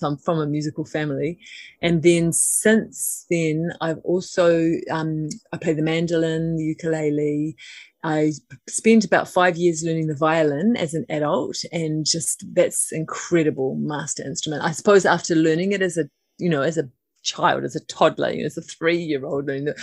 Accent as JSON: {"language": "English", "region": "Auckland", "country": "New Zealand", "tie": "born or raised there", "lives_now": "Waiheke Island, New Zealand", "said": "I live at the moment on Waiheke Island. I grew up in Auckland City."}